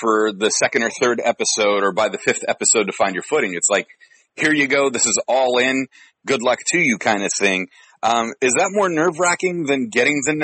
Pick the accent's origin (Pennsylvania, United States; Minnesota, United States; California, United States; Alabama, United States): California, United States; San Francisco; I grew up in San Francisco